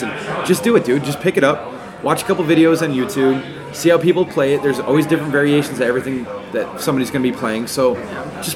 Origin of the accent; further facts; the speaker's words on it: Massachusetts, United States; moved away as an adult; also born or lived in Hawaii / Kenosha, Wisconsin; now in Milwaukee, United States; I'm from Massachusetts